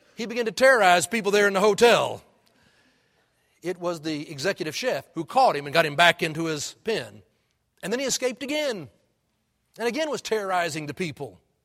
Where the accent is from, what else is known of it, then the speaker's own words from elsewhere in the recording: Houston, Texas, United States; when I was growing up in Houston, back in the fifties